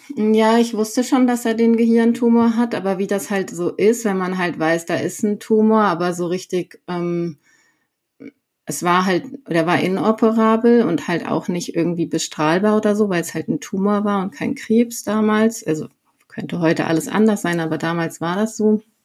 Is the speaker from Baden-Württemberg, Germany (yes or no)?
no; Sauerland, North Rhine-Westphalia, Germany; moved away as an adult; now in Herrsching am Ammersee, Germany; ich komme ursprünglich aus dem Sauerland, also Nordrhein-Westfalen. Ähm, genau, und komme da eigentlich aus so einem kleinen Ort, Freinol heißt der, nicht besonders bekannt ähm, und äh, bin dort halt quasi aufgewachsen bei meinem Vater